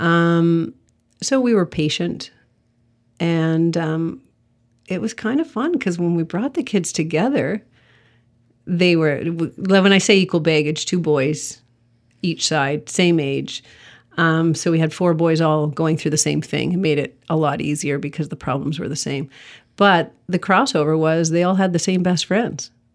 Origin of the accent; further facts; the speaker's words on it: Sudbury, Ontario, Canada; moved away; I'm from Sudbury originally.